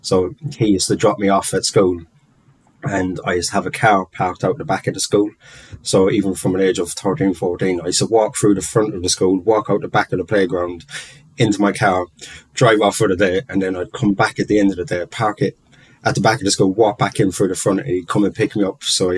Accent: London, United Kingdom; being Irish and growing up in London, where the kind of height of the troubles and things were kicking off. So just putting up with a lot of prejudice for being Irish, really from a very young age

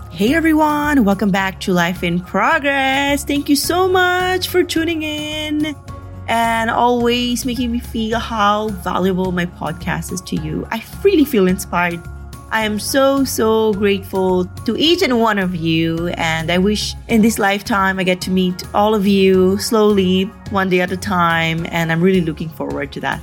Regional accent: Philippines; moved away; I came from the Philippines

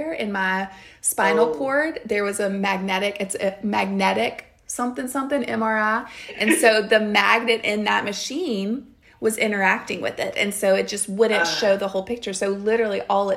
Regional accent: the South, United States; I grew up in the South

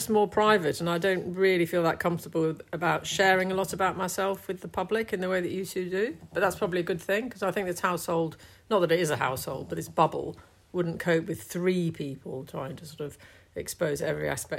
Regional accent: London, United Kingdom; I came from London in the 1970s

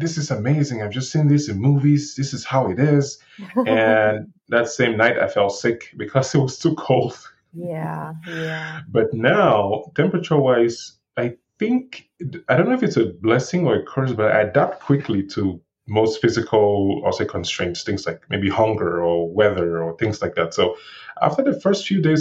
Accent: Cameroon; accent: thick African accent; moved away as an adult; also born or lived in Aurora, Colorado / Denver, Colorado; now in Pueblo, United States; I was born and raised in Cameroon, West Africa

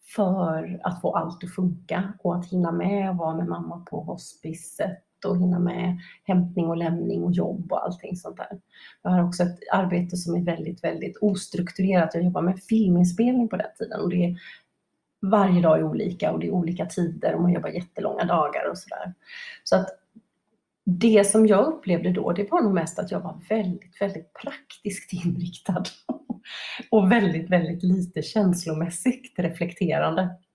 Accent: Gothenburg, Västra Götaland, Sweden; Jag är uppvuxen på västkusten i Göteborg, västkusten i Sverige, i Göteborg ska jag säga.

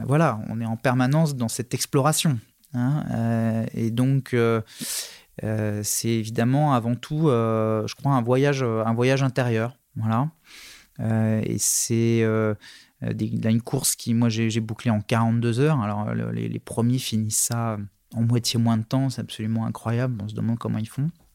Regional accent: Nantes, Pays de la Loire, France; je suis né à Nantes, j'ai quitté Nantes pour les études, j'y suis revenu

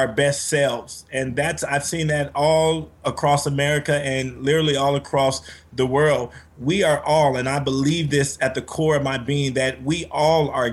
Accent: Compton, California, United States; I was raised in Compton, California by my single mother and grandmother.

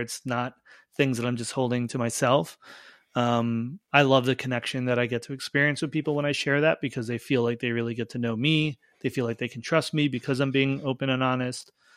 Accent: Long Island, New York, United States; I grew up on Long Island

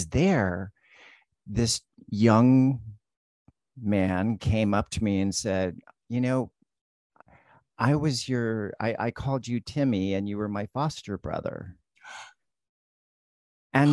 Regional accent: El Cajon, California, United States; where I grew up in El Cajon, it was, you know, predominantly Caucasian

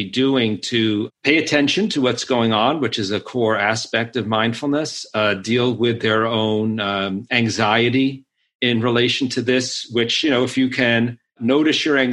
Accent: Northeast, United States; also born or lived in New York / Massachusetts; I grew up in the Northeast in New York and then in Massachusetts

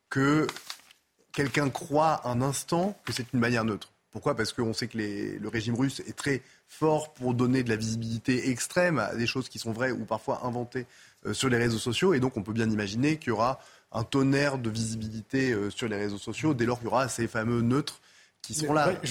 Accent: France; c'est là où nous, en tant que Français, on ne peut pas non plus euh, considérer que c'est le sujet du CIO

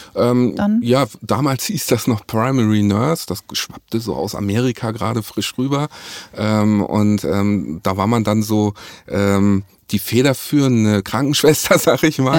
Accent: Hamburg, Germany; ich bin 44 Jahre alt, ähm, bin Hamburger Jung

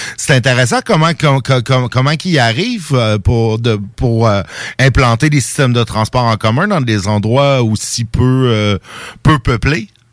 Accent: Saint-Jérôme, Quebec, Canada; ma ville natale euh, à Saint-Jérôme dans les Laurentides

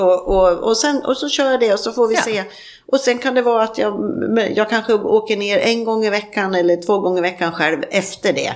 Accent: Sweden; moved away; hemma i Sverige

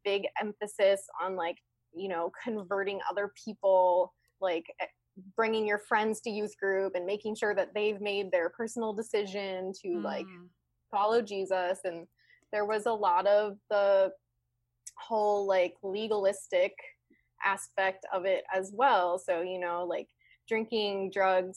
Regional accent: Midwest, United States; I was raised in the Midwest in a very traditional, awesome, loving family

